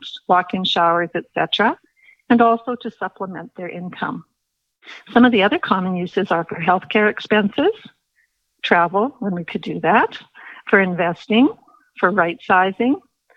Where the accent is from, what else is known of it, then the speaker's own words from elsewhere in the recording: Winnipeg, Manitoba, Canada; moved away as an adult; now in Calgary, Canada; I am a former Winnipeg. I was born and raised in Manitoba and a graduate of the University of Manitoba